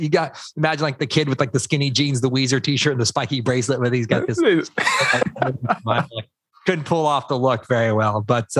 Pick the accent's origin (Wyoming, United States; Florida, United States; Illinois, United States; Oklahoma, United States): Oklahoma, United States; Tulsa; moved away as an adult; also born or lived in Miami; I grew up in Tulsa, Oklahoma, where if people aren't familiar, it's like dead in the middle of America, pretty much a little bit on the southern side. Born and raised in this area.